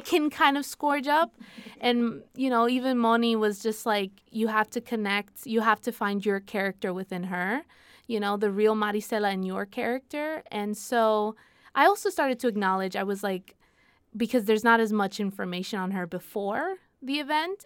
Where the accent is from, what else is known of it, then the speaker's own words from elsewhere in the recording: Puerto Rico; accent: boricua; my Spanish is very boricua